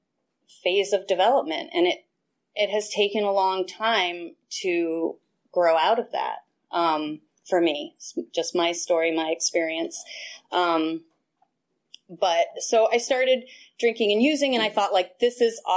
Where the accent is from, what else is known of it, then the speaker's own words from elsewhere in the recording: Westchester, New York, United States; I'm originally from New York. I grew up in Westchester, which is the suburbs of New York City